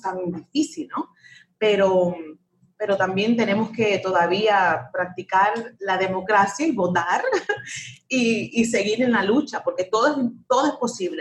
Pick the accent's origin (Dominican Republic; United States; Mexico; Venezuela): United States; un país, mi país, donde yo nací